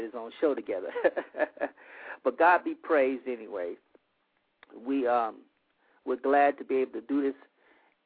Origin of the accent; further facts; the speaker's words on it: Monroe, Louisiana, United States; moved away as an adult; now in Lafayette area, Louisiana, United States; I'm originally from North Louisiana, from Monroe, Louisiana